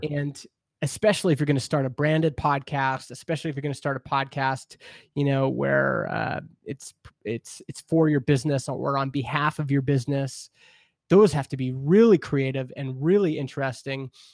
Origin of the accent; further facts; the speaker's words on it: Canada; I grew up in Canada, we have C B C, which is our public radio